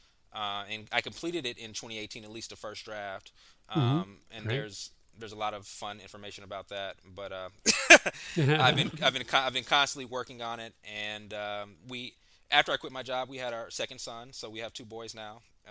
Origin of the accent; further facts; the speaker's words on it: Memphis, Tennessee, United States; moved away as an adult; also born or lived in Philadelphia / Nashville; now in Atlanta, United States; I'm originally from Memphis, Tennessee